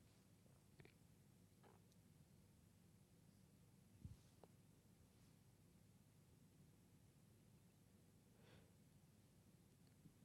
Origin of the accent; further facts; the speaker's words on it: Nigeria; Growing up in Nigeria, we weren't that wealthy, so we lived in a block of flats